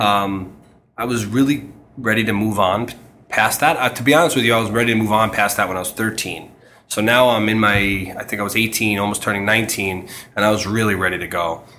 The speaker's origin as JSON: {"language": "English", "town": "New York City", "region": "New York", "country": "United States", "tie": "born or raised there", "moved": "as an adult", "lives_now": "Connecticut, United States", "said": "I grew up in Queens where there are a lot of houses"}